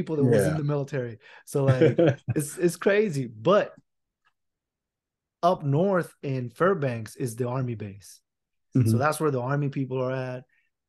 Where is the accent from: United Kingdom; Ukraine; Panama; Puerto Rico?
Puerto Rico; moved away; also born or lived in Alaska; I'm from Puerto Rico